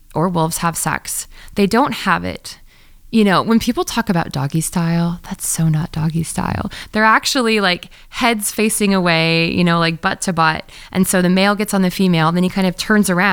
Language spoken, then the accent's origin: English; Missouri, United States; I grew up in Missouri, and I grew up working at this vet clinic in very middle of America